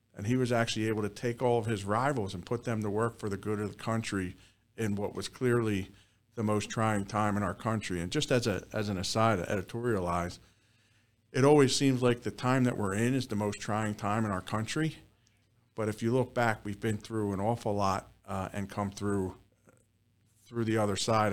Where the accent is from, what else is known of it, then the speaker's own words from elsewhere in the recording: Southampton, Pennsylvania, United States; I'm a Bucks County native. Actually, we're sitting in the town that I grew up in Southampton